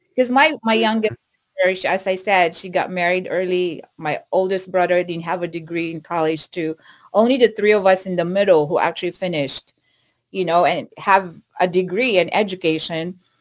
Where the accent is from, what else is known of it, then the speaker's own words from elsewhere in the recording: Philippines; moved away as an adult; now in United States; I went home to the Philippines last Christmas